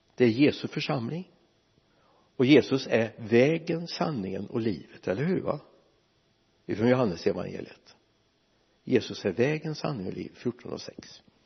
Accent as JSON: {"language": "Swedish", "town": "Mariestad", "region": "Västra Götaland", "country": "Sweden", "tie": "born or raised there", "also_born_or_lived": "Lidköping", "moved": "yes", "said": "vår hemförsamling hemma i Vänersborg eller i Mariestad"}